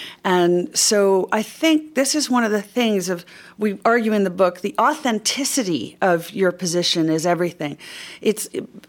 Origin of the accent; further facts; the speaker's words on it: United States; I'm an American